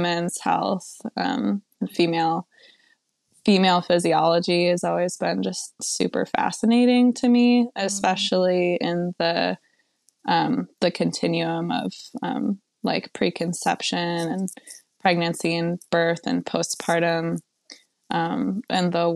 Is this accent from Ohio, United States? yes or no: no; Western New York, United States; I grew up in Western New York, kind of a super small, like really rural place